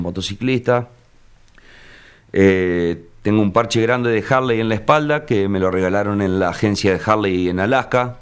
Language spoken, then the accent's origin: Spanish; Argentina; soy de Argentina